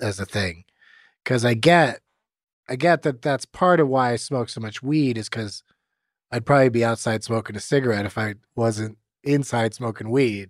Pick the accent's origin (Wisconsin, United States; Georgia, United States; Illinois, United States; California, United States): California, United States; San Diego; Growing up in San Diego, of all places